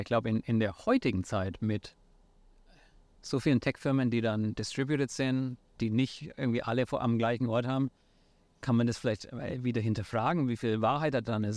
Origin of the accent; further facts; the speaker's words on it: near Nuremberg, Bavaria, Germany; accent: Franconian; moved away as an adult; also born or lived in San Francisco, United States; ich komme, wie vielleicht manche an meinem Akzent auch noch hören, ursprünglich aus der Nähe von Nürnberg in, in Bayern in Deutschland